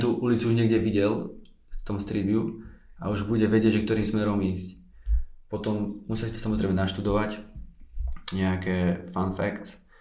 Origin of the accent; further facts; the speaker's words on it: Orava, Žilina Region, Slovakia; keď človek vyrasta na Orave